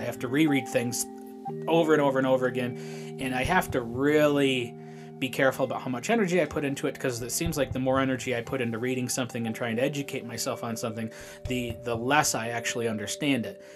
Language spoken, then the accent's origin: English; Shelby, United States; I was born in Shelby, uh, the Shelby State Hospital out there.